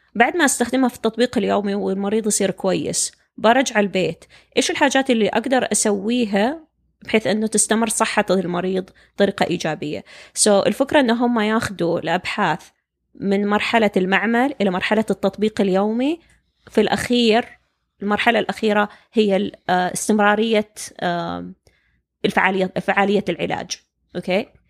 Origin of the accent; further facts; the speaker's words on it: Saudi Arabia; moved away as an adult; طبيعة التعليم عندنا في السعودية